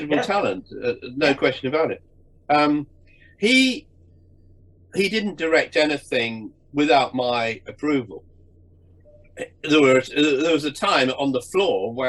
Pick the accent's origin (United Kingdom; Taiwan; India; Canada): United Kingdom; England; I'm an English Protestant sort of aristocratic representative